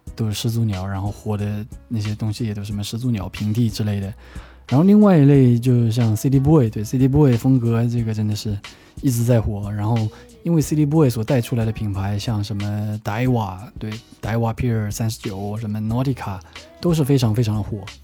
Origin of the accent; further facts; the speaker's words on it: Wenzhou, Zhejiang, China; 我是出生在温州的一个小岛上面的，我对岛是非常非常有情怀的